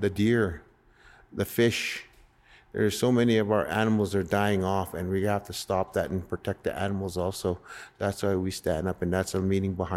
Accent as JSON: {"language": "English", "town": "North Battleford", "region": "Saskatchewan", "country": "Canada", "tie": "born or raised there", "also_born_or_lived": "Red Pheasant Reserve", "said": "I grew up in North Battleford"}